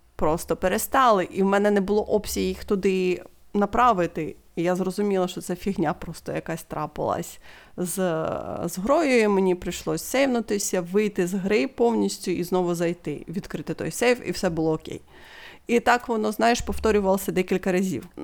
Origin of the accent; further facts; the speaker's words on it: Ukraine; Ми з України.